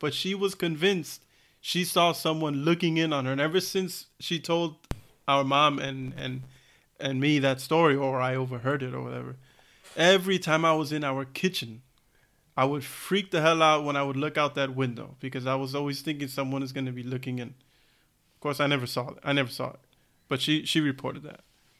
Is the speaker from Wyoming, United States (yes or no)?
no; New York, United States; You know the apartment that we grew up in New York, right?